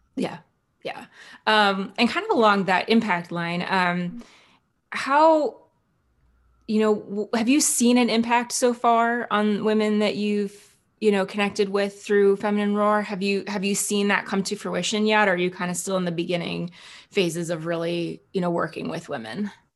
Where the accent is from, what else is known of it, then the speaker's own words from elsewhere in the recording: central New Jersey, United States; moved away; I'm from New Jersey originally